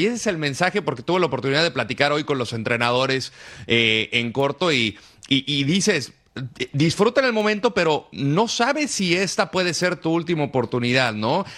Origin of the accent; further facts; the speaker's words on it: Aguascalientes, Mexico; soy de Aguascalientes, me tocó vivir esa etapa